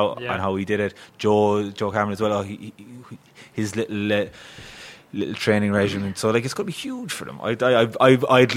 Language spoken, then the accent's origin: English; Cork, Munster, Ireland; moved away as an adult; I come from Nemo, look, we're a successful club and we always had generations